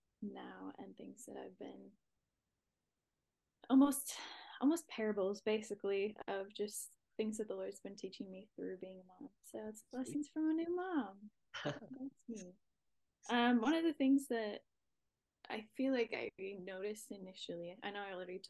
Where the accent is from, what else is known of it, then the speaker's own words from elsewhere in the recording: Wisconsin, United States; now in Redding, United States; I live in Redding, California. I'm originally from Wisconsin, so I'm a Midwest girl at heart